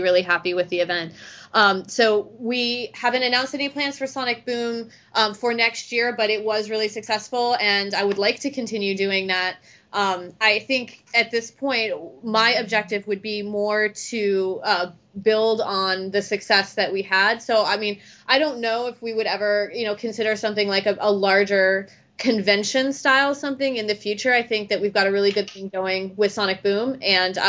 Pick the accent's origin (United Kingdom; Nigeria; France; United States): United States; Ohio; moved away as an adult; also born or lived in Cincinnati, Ohio / Cleveland, Ohio; I'm originally from Ohio